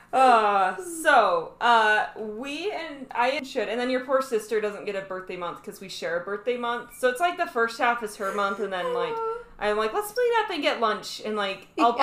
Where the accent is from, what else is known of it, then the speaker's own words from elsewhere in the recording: Utah, United States; I'm from Utah.